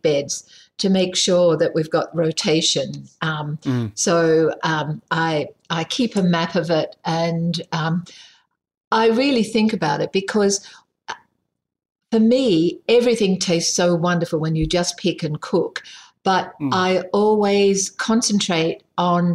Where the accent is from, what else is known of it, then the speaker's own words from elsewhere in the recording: Sydney, New South Wales, Australia; now in South Australia, Australia; I grew up in Sydney